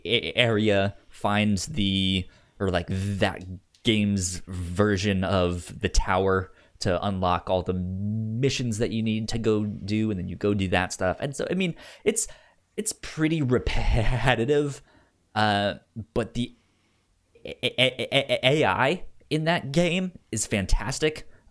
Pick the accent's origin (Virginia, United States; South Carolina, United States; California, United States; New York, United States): Virginia, United States; since I grew up in Northern Virginia, I was DC all the time.